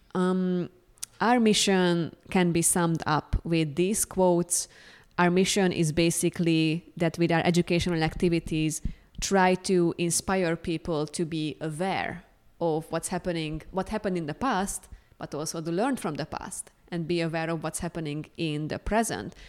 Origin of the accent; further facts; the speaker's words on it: Hungary; moved away as an adult; also born or lived in Amsterdam, Netherlands; now in Columbia, United States; I am originally from Hungary, but I was living in Amsterdam in the Netherlands for more than three years.